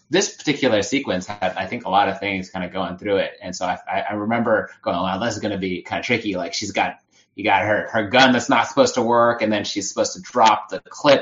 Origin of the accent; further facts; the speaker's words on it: California, United States; also born or lived in New Jersey; being pretty much a California native, I was born in New Jersey, but we moved here when I was really young